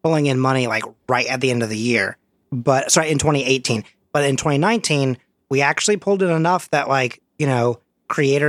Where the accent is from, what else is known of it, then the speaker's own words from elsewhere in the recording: United States; as an American